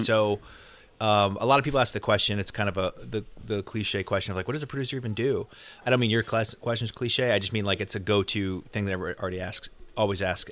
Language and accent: English; Connecticut, United States; moved away as an adult; also born or lived in Los Angeles; I grew up in Connecticut, so East Coast guy.